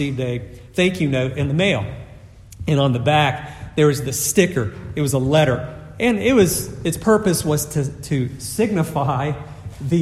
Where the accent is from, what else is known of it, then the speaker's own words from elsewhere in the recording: the South, United States; I'm from the South